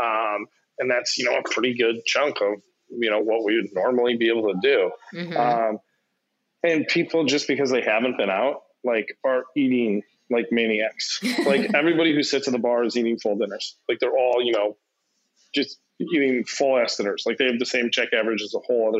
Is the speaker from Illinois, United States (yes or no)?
yes; Chicago, Illinois, United States; one of my buddies who I grew up with on the South Side